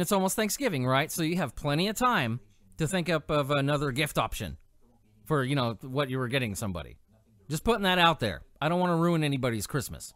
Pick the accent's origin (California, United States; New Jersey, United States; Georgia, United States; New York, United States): California, United States; I grew up in California